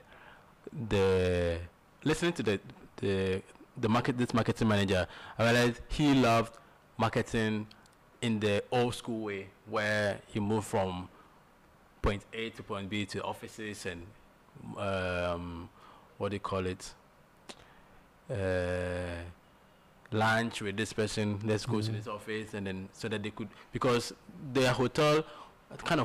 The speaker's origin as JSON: {"language": "English", "country": "Ghana", "said": "our marketing approach as Ghanaian businessmen"}